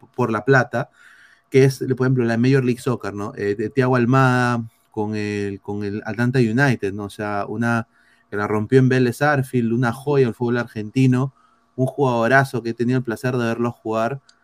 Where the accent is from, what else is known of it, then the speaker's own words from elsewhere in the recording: Peru; Como peruano